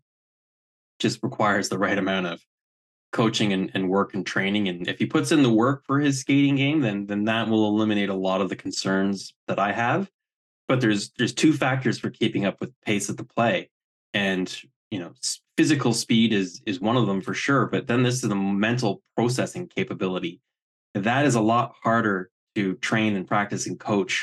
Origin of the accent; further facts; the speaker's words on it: Canada; I'm Canadian.